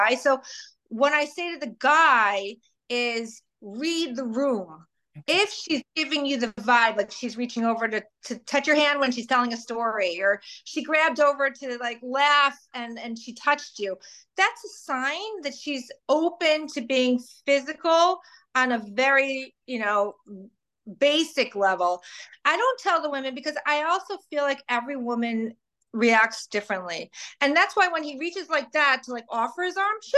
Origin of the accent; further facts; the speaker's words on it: Chicago, Illinois, United States; now in Delray Beach, United States; I grew up in Chicago